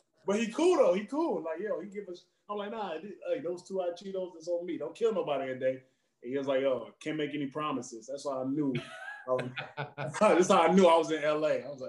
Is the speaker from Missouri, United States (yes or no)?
no; Baton Rouge, Louisiana, United States; moved away as an adult; now in Los Angeles, United States; In Louisiana, I'm from Baton Rouge